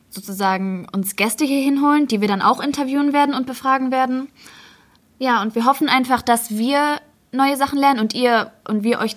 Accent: Bochum, North Rhine-Westphalia, Germany; ich bin 15 Jahre alt und ich komme aus Bochum.

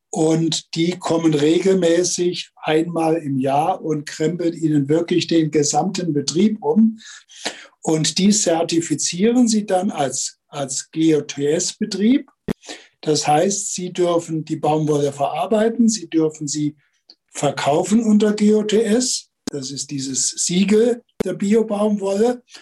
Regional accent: Rhineland, Germany; now in Baden-Württemberg, Germany; ich bin vor über 50 Jahren als Rheinländer auf die Schwäbische Alb gekommen

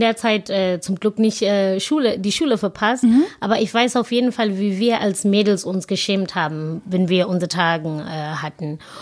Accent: South Africa; German is a second language; moved away as an adult; now in Germany; wo ich herkomme, das ist wirklich eine ganz kleine Township und ähm, ich bin da aufgewachsen

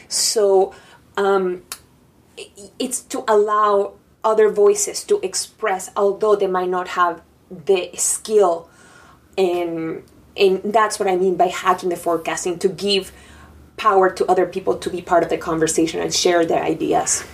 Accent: Panama; English is a second language; now in New York, United States; I'm from Panama

